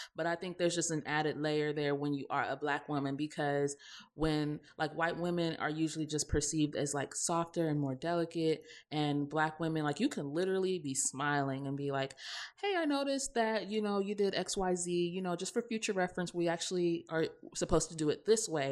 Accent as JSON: {"language": "English", "region": "the South", "country": "United States", "accent": "Southern", "said": "we're from the South, so obviously, you know, when we're in our element, we do have, like, a Southern accent"}